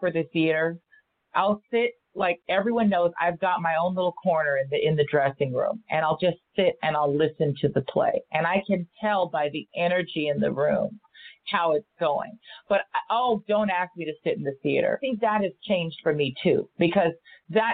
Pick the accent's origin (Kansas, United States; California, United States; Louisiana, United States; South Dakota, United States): California, United States; Los Angeles; I grew up here in Los Angeles